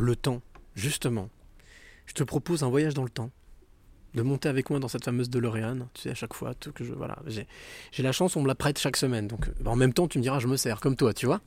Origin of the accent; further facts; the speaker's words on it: Normandy, France; moi, je suis normand